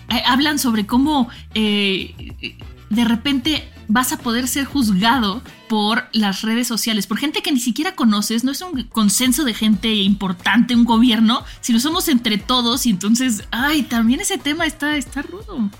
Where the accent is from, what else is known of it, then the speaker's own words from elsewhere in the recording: Mexico; como mexicana